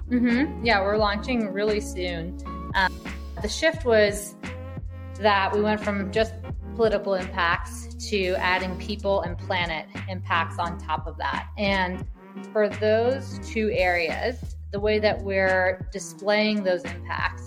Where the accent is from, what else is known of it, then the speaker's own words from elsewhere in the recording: New Orleans, Louisiana, United States; moved away; also born or lived in New York / San Francisco; I'm from New Orleans originally, lived in New York